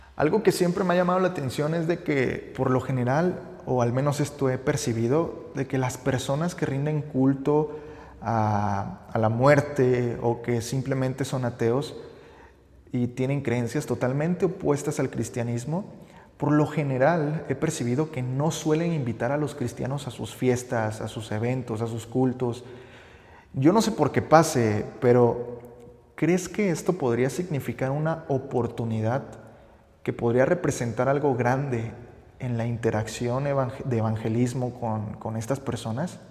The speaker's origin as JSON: {"language": "Spanish", "country": "Mexico", "said": "como buenos mexicanos nos encanta conocer la arquitectura de algunos templos católicos"}